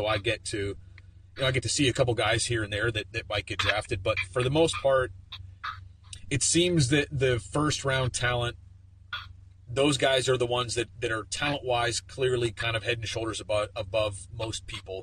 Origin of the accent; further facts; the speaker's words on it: Pennsylvania, United States; I'm from Pennsylvania